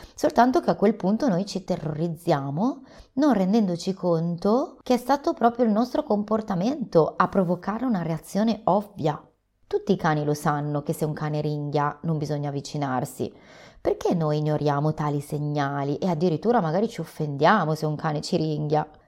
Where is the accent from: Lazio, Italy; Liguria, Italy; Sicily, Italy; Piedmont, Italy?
Liguria, Italy; Sono ligure